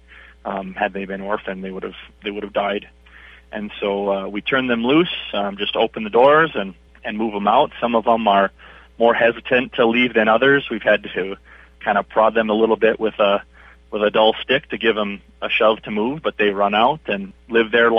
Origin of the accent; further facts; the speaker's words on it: Oak Grove, Minnesota, United States; also born or lived in Hibbing, Minnesota; I grew up in Oak Grove, Minnesota, just on the north end of the suburbs of the Twin Cities.